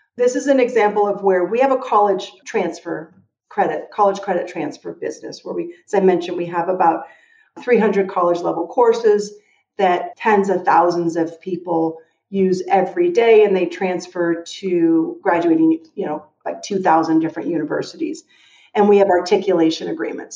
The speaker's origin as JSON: {"language": "English", "town": "Denver", "region": "Colorado", "country": "United States", "tie": "born or raised there", "also_born_or_lived": "Oakland / Washington, D.C.", "moved": "yes", "said": "Denver, Colorado, that's my hometown"}